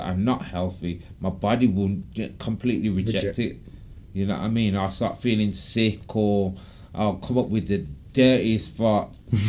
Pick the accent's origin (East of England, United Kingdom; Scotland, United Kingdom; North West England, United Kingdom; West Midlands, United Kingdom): West Midlands, United Kingdom; Birmingham; born there; I was born in Birmingham, but I've moved about a lot. Right. Bit like a gypsy.